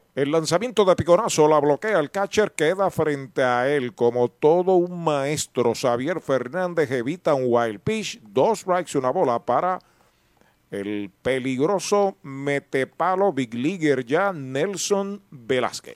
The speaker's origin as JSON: {"language": "Spanish", "town": "San Sebastián", "country": "Puerto Rico", "tie": "born or raised there", "said": "mi pueblo de San Sebastián"}